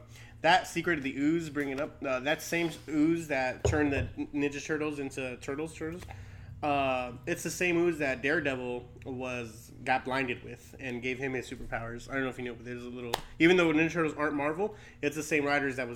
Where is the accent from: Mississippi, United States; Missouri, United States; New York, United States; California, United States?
California, United States; Long Beach; I'm from Long Beach.